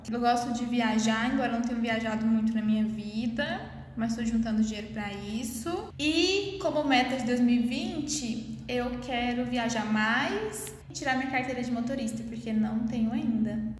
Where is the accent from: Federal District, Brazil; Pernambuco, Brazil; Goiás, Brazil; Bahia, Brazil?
Goiás, Brazil; interior of; accent: interior; Eu sou, eu nasci no interior de Goiás, né? Então, eu s, minha mãe é do interior de Goiás, meu pai também é do interior de Goiás. Então, assim, eu sou interior mesmo, eu falo "Er"